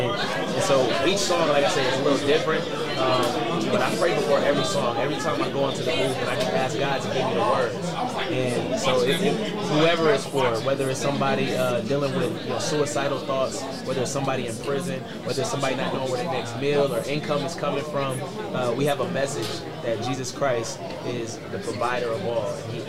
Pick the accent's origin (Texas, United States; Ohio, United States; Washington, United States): Ohio, United States; Cleveland; So I'll just start at Garfield Heights. You know, I'm a Cleveland's